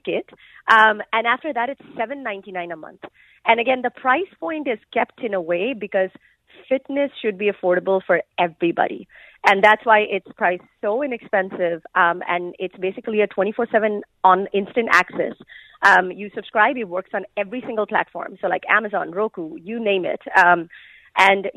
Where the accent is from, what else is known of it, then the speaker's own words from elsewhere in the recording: India; moved away; I grew up in India